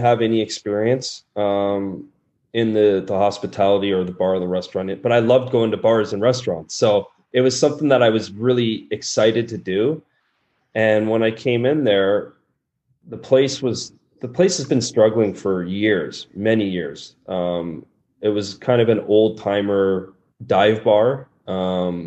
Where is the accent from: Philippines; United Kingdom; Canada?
Canada; moved away as an adult; now in Norway; me as a Canadian